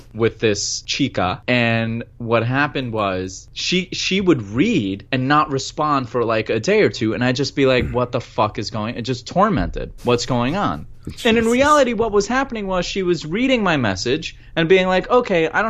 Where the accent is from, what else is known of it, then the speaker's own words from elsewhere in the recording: Pakistan; I'm Pakistani, and we speak Urdu in Pakistan